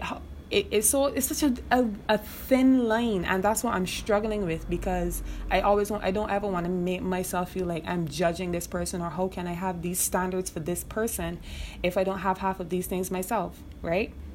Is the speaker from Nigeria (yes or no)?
no; Barbados; moved away as an adult; also born or lived in Trinidad; now in Trinidad and Tobago; I'm originally from Barbados